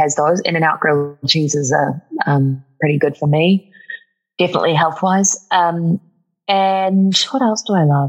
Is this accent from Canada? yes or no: no; New Zealand; moved away; In New Zealand, there's a lot of that too. Every sentence sounds like a question, where it doesn't matter if we're asking something or not. Yes. That's a big speech pattern that gives me away in my accent sometimes